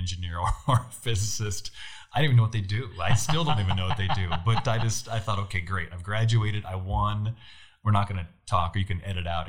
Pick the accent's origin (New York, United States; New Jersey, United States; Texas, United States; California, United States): California, United States; near the Oregon border, far Northern; I grew up in way Northern California. So most people think of Northern California being San Francisco. I grew up 5 hours north of San Francisco.